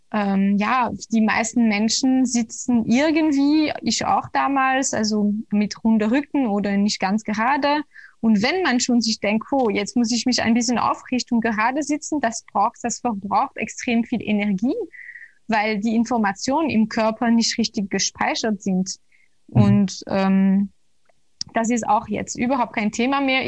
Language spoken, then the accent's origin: German; Belgium; moved away; also born or lived in Brussels; ich komme aus Belgien und damals habe ich ja noch in Brüssel